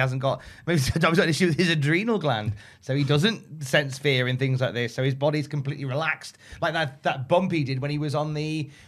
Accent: West Midlands, United Kingdom; I'm from the West Midlands.

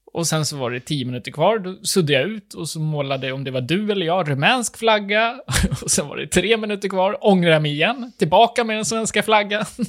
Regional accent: Sweden; jag är svensk

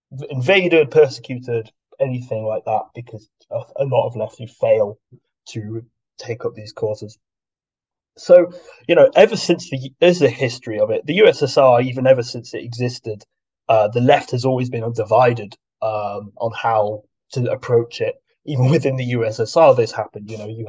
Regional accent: United Kingdom; we're talking about the left mostly in the West, in the UK especially, because we're all British here, and we all have more experience of that.

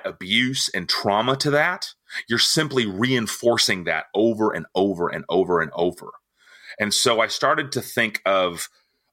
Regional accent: Nixa, Missouri, United States; born or raised there; also born or lived in Tulsa, Oklahoma

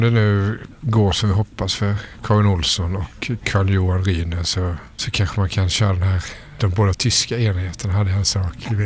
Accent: Sweden; stolt som svensk

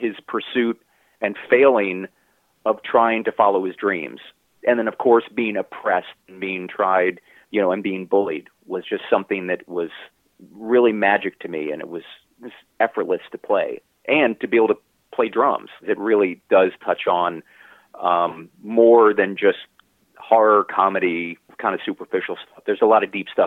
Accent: Baltimore, Maryland, United States; I grew up in Baltimore City

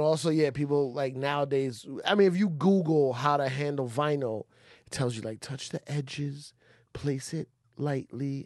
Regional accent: New York, United States; as a New Yorker

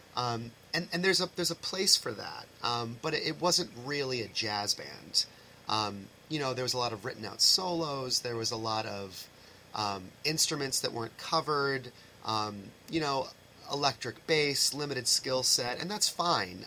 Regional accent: East Bridgewater, Massachusetts, United States; I came from East Bridgewater, um, which was a great program

